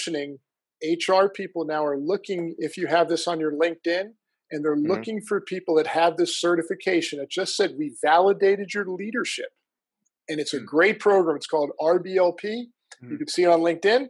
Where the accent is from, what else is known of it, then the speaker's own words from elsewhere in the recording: New Jersey, United States; moved away as an adult; I'm from the coolest state in the union. It's this place called New Jersey.